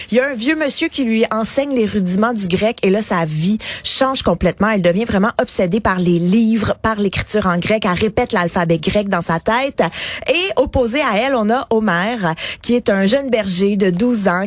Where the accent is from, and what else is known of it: Quebec, Canada; accent: Québécois